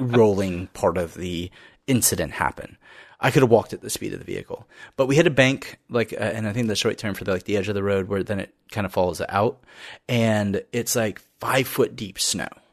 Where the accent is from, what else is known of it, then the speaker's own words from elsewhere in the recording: Florida, United States; we grew up in Florida